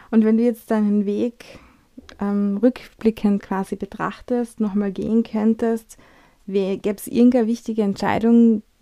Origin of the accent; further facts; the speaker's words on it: Austria; wie wir sind äh, Österreicher, wir Europäer, wir ticken ein bisschen anders